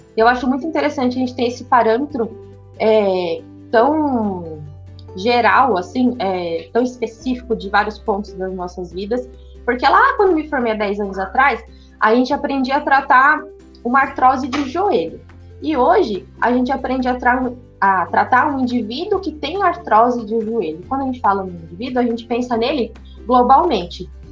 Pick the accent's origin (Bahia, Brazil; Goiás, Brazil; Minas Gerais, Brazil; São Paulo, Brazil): São Paulo, Brazil; moved away; sou natural de São Paulo